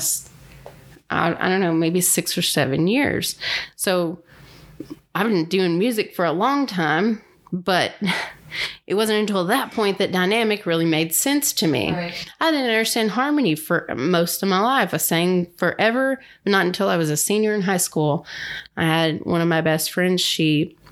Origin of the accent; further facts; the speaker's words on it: Garland, Texas, United States; I grew up in Garland